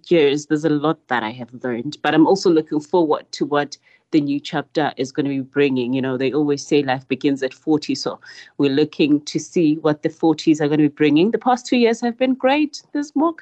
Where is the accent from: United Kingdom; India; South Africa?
South Africa; Nelspruit, Mpumalanga; I was born and bred in Mpumalanga in a township called Binar